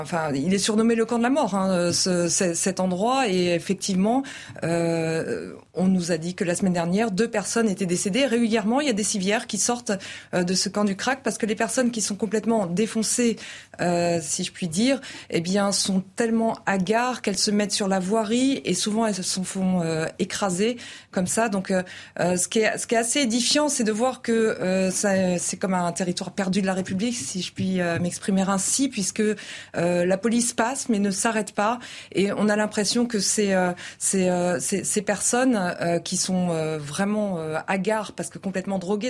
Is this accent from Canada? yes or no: no; Paris, Île-de-France, France; je suis parisienne, je vis à Paris